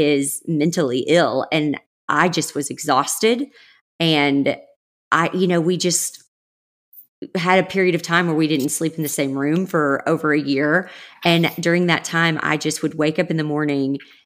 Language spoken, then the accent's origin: English; the South, United States; moved away; I grew up in the South